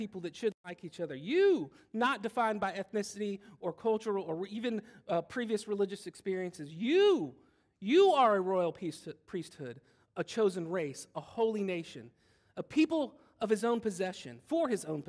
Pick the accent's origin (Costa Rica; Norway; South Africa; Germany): Germany; born there; My dad was born, I was born in West Germany, because that was a place at one point.